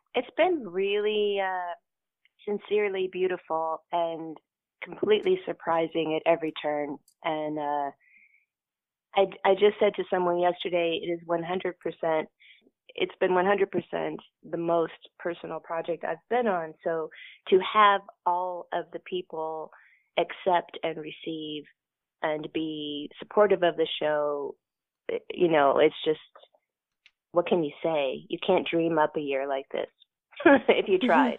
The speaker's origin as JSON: {"language": "English", "region": "Kentucky", "country": "United States", "said": "I am from the South. I'm from Kentucky. I consider that the South."}